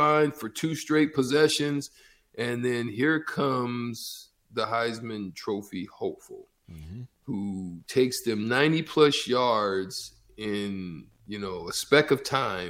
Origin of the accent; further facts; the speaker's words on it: Opelika, Alabama, United States; also born or lived in Auburn, Alabama; I was born in Opelika in Auburn. They're like, you know, city side by side.